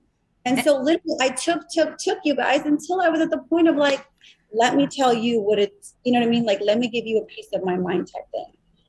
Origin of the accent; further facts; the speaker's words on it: Chicago, Illinois, United States; I'm from Chicago. I'm good for it.